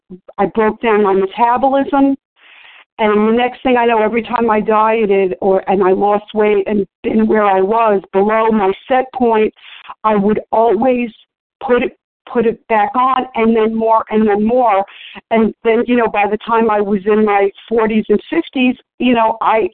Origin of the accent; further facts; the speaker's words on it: New York, United States; growing up in New York